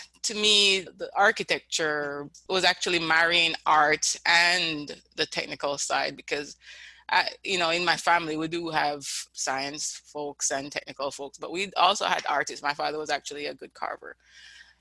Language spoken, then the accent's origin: English; Kingston, Jamaica; moved away as an adult; also born or lived in St. Andrew, Jamaica; now in United States; I would tell people I'm from Kingston. That's where I grew up.